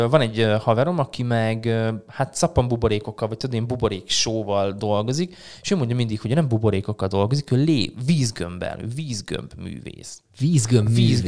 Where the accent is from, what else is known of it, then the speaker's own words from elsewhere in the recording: Szarvas, Békés, Hungary; moved away as an adult; now in Szeged, Hungary; Én szarvasi vagyok, igen. Én szarvasi ott nőttem föl